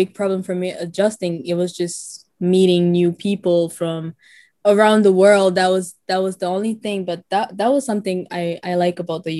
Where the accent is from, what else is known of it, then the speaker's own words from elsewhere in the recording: Chad; now in United States; I am an artist, like Mohammed said. I am from Chad, and I have been living in the U.S. for 6 years now.